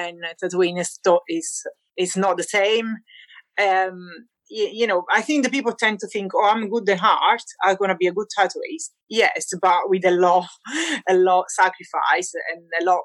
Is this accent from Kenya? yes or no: no; Naples, Campania, Italy; English is a second language; now in Shrewsbury, United Kingdom; I am from Naples, Italy.